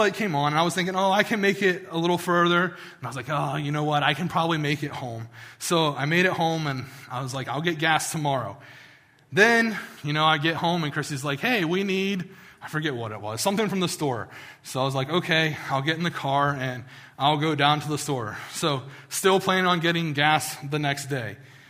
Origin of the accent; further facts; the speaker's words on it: West Virginia, United States; I'm from West Virginia